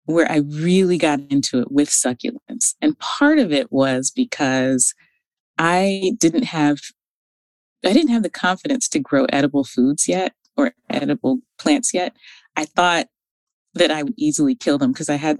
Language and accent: English; Northern California, United States; I'm from Northern California